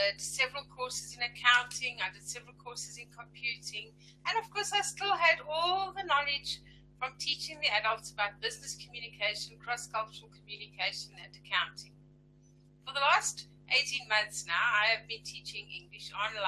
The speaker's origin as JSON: {"language": "English", "town": "Johannesburg", "region": "Gauteng", "country": "South Africa", "said": "I'm from Johannesburg, South Africa."}